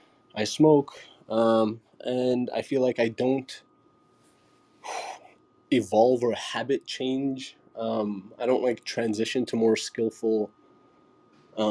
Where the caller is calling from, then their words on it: Toronto, Ontario, Canada; I'm coming here from Toronto as well.